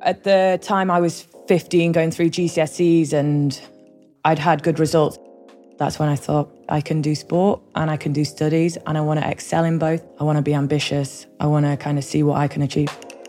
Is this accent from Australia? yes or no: no; Lake District, North West England, United Kingdom; also born or lived in Scotland; Growing up in the Lake District in the north of England